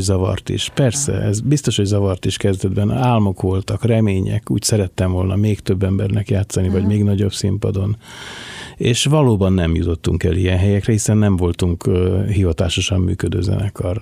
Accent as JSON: {"language": "Hungarian", "region": "Budapest", "country": "Hungary", "tie": "born or raised there", "also_born_or_lived": "Buda / Rákospalota / Angyalföld", "said": "én ott születtem"}